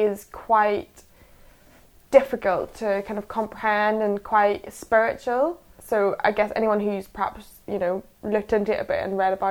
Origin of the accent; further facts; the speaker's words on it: Holywood, Northern Ireland, United Kingdom; moved away as an adult; also born or lived in Scotland; now in London, United Kingdom; I'm from a small town called Holywood, which is quite confusing to a lot of people because most people have never heard of it. And it's about 3 miles east